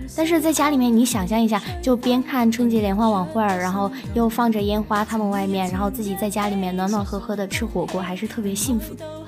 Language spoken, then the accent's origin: Chinese; southern China, China; now in Chongqing, China; 毕竟我是南方长大的嘛